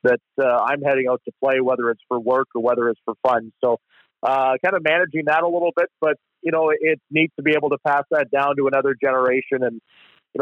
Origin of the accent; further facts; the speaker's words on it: Regina, Saskatchewan, Canada; also born or lived in Humboldt, Saskatchewan / Prince Albert, Saskatchewan; I was born in Regina